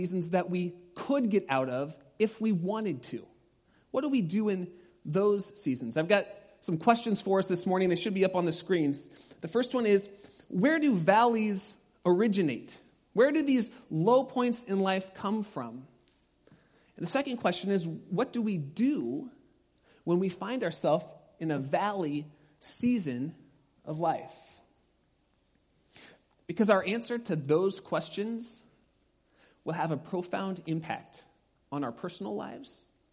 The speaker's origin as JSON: {"language": "English", "town": "Pasadena", "region": "California", "country": "United States", "tie": "born or raised there", "moved": "yes", "said": "I grew up in Pasadena"}